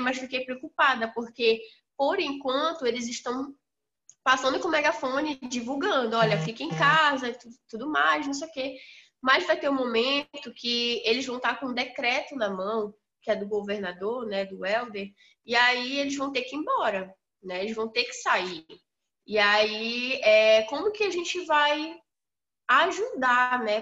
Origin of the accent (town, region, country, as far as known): Amazon, Brazil